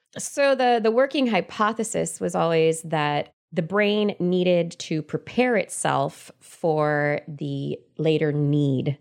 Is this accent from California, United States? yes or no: yes; Central Valley of California, United States; I grew up in the Central Valley of California in a big old house in the middle of a bunch of fields